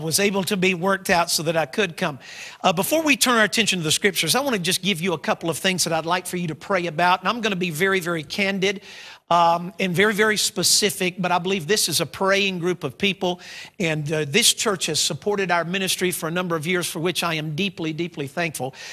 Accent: United States; my home country of the United States

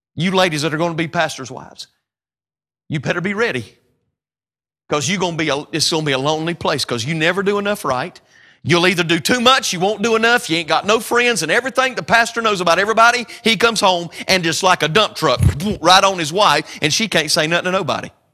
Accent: North Carolina, United States; We call tomatoes or tomatoes maters in North Carolina

